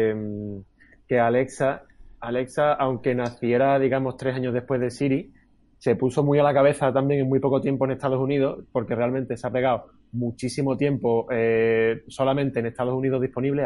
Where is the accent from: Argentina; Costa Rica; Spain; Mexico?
Spain; Andalusia; accent: Andalusian; los andaluces, que no es que hablemos mal, pero casi, casi que tenemos nuestro propio dialecto, ¿no? Y muchas veces con nuestro acento